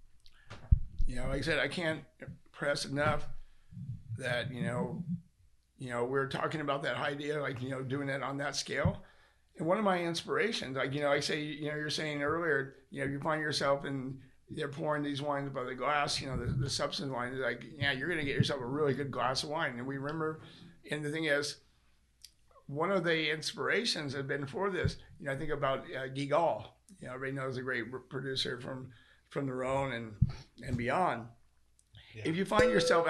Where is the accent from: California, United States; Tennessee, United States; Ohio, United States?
California, United States; Sacramento; moved away; I'm from Sacramento originally